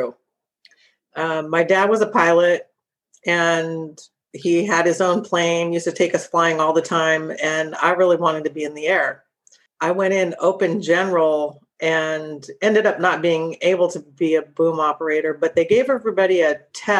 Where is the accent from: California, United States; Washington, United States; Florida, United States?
California, United States; Sacramento; I'm originally from Sacramento